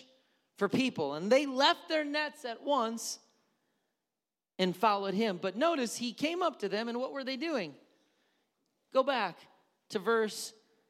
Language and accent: English; Wisconsin, United States; I'm from Wisconsin